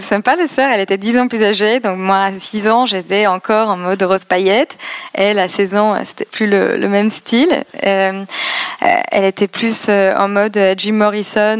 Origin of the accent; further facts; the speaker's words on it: Poznań, Greater Poland, Poland; French is a second language; moved away as an adult; also born or lived in London / Madrid; now in Paris, France; j'ai grandi en Pologne